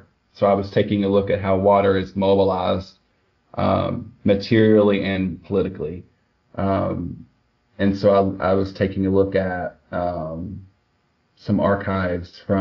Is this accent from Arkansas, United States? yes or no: yes; Swifton, Arkansas, United States; moved away as an adult; also born or lived in Newport, Arkansas / Tuckerman, Arkansas / Jonesboro, Arkansas; now in Texas, United States; Jackson County is where I'm from